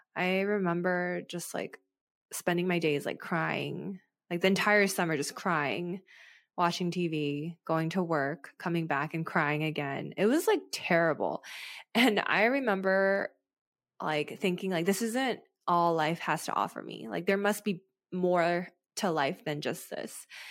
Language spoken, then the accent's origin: English; United States; as an American